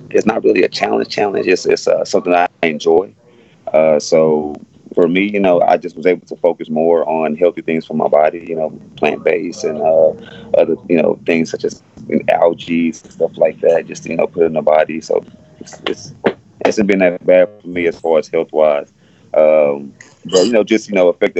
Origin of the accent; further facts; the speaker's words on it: Houston, Texas, United States; I'm from Alief. I'm an Alief baby. I'm an Alief kid, man. I grew up in Alief, and this is where I was raised at.